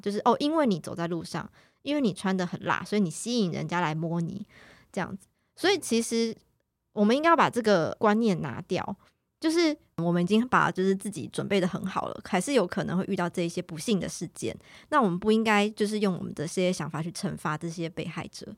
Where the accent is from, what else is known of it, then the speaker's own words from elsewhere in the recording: Taiwan; 那我们台湾这边是怎么样去认定？